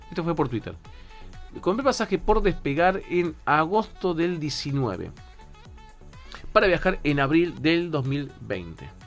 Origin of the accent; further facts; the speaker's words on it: Ecuador; now in Argentina; yo soy ecuatoriano con residencia permanente